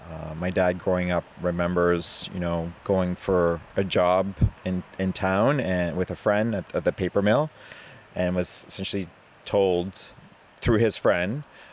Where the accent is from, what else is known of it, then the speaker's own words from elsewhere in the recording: New Brunswick, Canada; first language French; English is a second language; moved away; I grew up on reserve. But even though I grew up on reserve, because I grew up in the East Coast, so my community is from New Brunswick